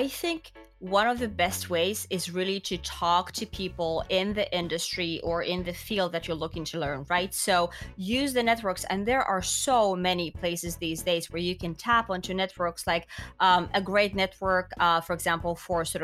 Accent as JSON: {"language": "English", "country": "Finland", "said": "I'm from Finland, right? Education is free in Finland."}